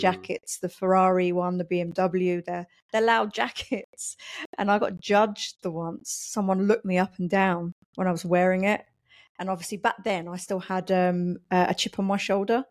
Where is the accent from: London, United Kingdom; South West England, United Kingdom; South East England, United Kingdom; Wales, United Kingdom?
London, United Kingdom; moved away as an adult; also born or lived in Poland; now in Kidderminster, United Kingdom; I'm originally from London. So I grew up in London, went to school in London